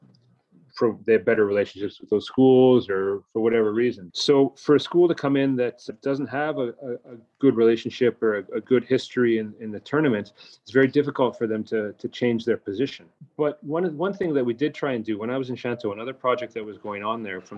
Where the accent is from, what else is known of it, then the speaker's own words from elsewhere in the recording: Calgary, Alberta, Canada; now in China; if I look back on my youth and growing up, I'm from Canada.